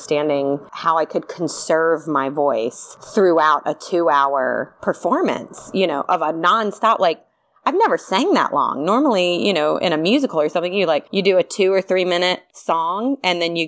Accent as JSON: {"language": "English", "region": "the South", "country": "United States", "moved": "yes", "lives_now": "Los Angeles, United States", "said": "I'm also from the South"}